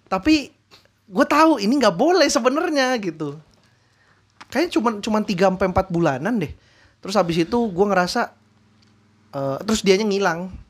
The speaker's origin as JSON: {"language": "Indonesian", "region": "Jakarta", "country": "Indonesia", "tie": "born or raised there", "said": "gue tuh lahir lahir di rumah sakit daerah Jakarta terus gue tumbuh besar di Jakarta pusat tanah tinggi"}